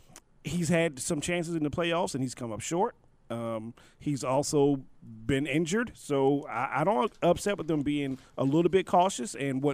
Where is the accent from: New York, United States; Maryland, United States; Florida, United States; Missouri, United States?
Maryland, United States; when I grew up in Maryland